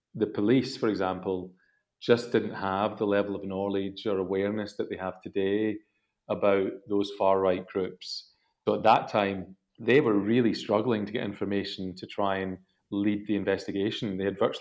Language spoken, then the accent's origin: English; Glasgow, Scotland, United Kingdom; moved away as an adult; now in London, United Kingdom; I'm originally from Scotland